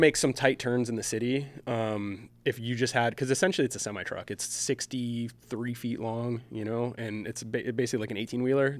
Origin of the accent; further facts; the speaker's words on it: Michigan, United States; moved away; I grew up in Michigan